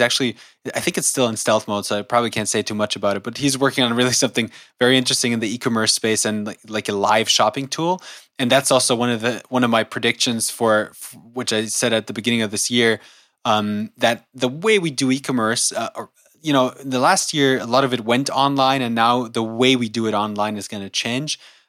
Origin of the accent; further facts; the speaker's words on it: Germany; also born or lived in United States; No, I was fortunate enough to also grow up in the U.S. I was born here in Germany, but my parents moved to the U.S. when I was a kid, and I went to school there for a few years, then went back to Germany, spent most of my years in Germany.